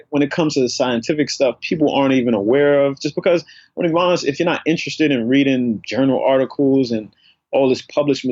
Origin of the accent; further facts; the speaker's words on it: New York City, New York, United States; also born or lived in Harlem, New York; I grew up in the South Bronx.